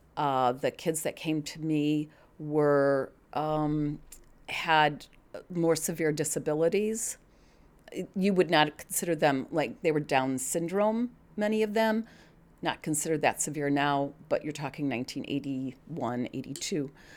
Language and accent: English; Glen Ellyn, Illinois, United States; also born or lived in Pennsylvania; now in Naperville, United States; I grew up in Glen Ellen.